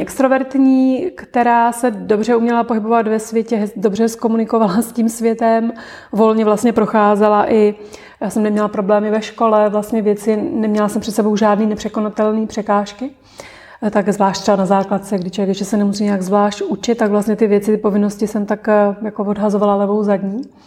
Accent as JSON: {"language": "Czech", "town": "Olomouc", "region": "Olomouc Region", "country": "Czechia", "tie": "born or raised there", "said": "dětství jsem prožila v Olomouci"}